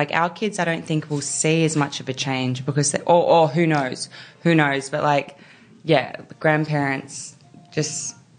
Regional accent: New South Wales, Australia; I did. That's why I need to get out because I feel like I got out for years, but then when I had Junie, we went back there

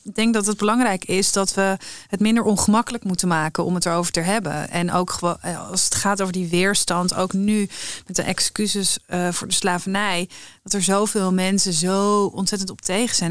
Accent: Netherlands; Ik heb me eigenlijk altijd gezien en gevoeld als Nederlander

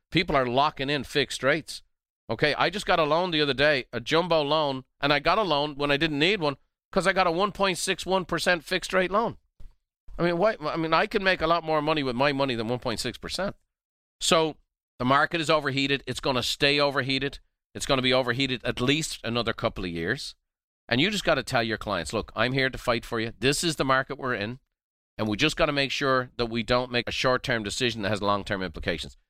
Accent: Ireland; now in United States; I'm a, an American by choice, Irish by birth

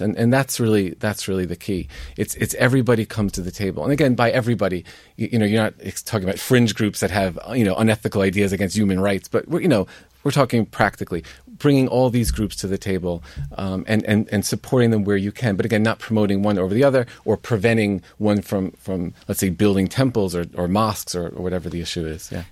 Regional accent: United States; as a Catholic, as an American, as somebody Irish as well

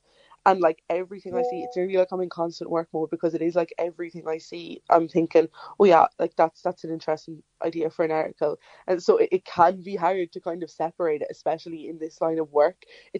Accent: Longford, County Longford, Ireland; now in Limerick, Ireland; I'm originally from Longford, so I'm living down in Limerick now

